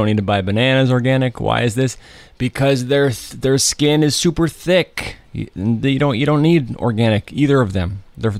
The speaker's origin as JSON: {"language": "English", "region": "New Jersey", "country": "United States", "tie": "born or raised there", "said": "I grew up in North Jersey, and we never had a country station."}